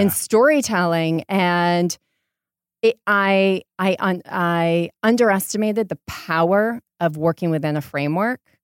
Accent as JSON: {"language": "English", "town": "Portland", "region": "Maine", "country": "United States", "tie": "born or raised there", "also_born_or_lived": "Rhode Island / London / New York", "moved": "as an adult", "lives_now": "Los Angeles, United States", "said": "I grew up in Portland, Maine, and went to school in Rhode Island"}